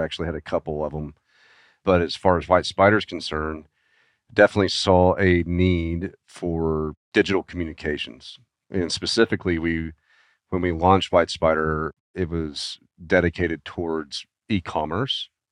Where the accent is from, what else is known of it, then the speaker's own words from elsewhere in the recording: Arkansas, United States; I was born and raised in Arkansas